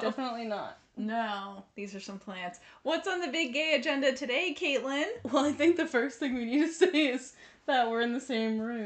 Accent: United States; we grew up in America

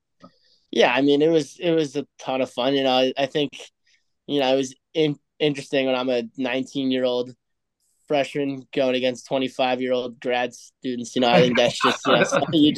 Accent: United States; as an American

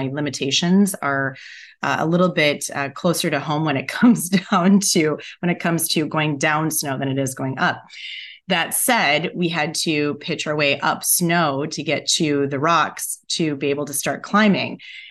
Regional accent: Midwest, United States; And I grew up in the Midwest.

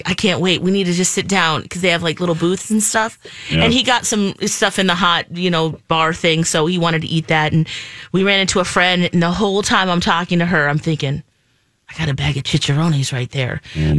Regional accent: Philippines; I'm Filipina

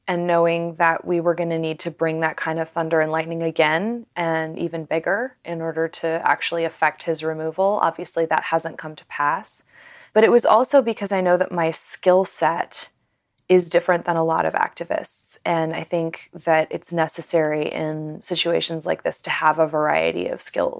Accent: Seattle, Washington, United States; Seattle, Washington.

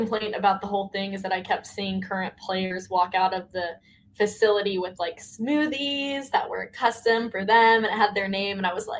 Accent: the South, United States; I'm from the South, so I'm used to it.

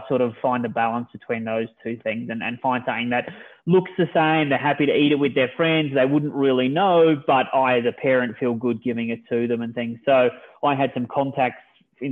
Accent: Australia; moved away as an adult; now in United States; I'm originally from Australia, moved to the US with my wife and my 3 daughters

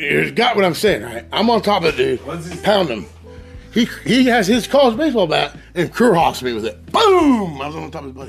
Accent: Coffeyville, Kansas, United States; I'm from Coffeyville. I played football there. That's where I went to high school.

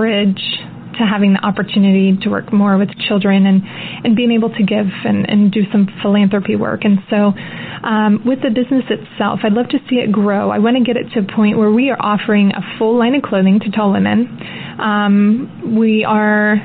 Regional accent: Kansas City, Missouri, United States; this is where I'm from, my hometown

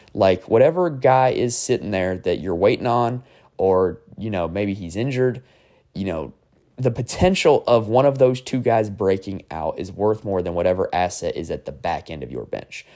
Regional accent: North Carolina, United States; I am from North Carolina

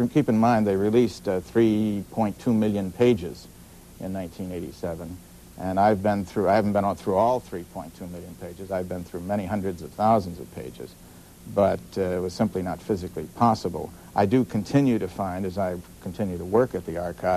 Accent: Chicago, Illinois, United States; I was born in Chicago and grew up there

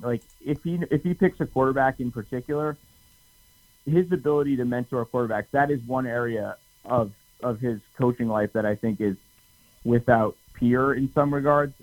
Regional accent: near Springfield, Western Massachusetts, United States; now in New York City, United States; I live in New York City now, but I grew up in Western Mass, right by Springfield

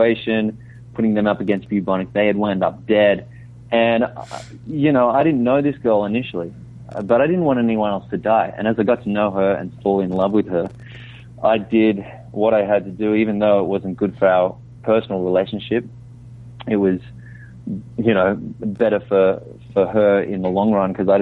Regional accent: Australia; I'm actually from Australia.

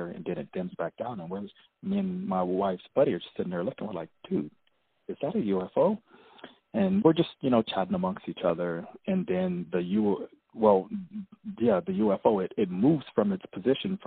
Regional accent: Los Angeles, California, United States; I'm from the Los Angeles area of California

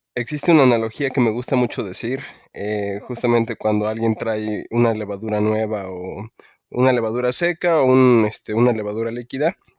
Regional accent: Mexico; soy muy mexicano

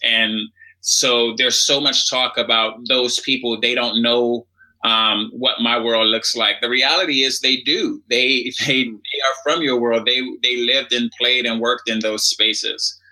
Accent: Washington, District of Columbia, United States; I grew up in Washington, D.C.

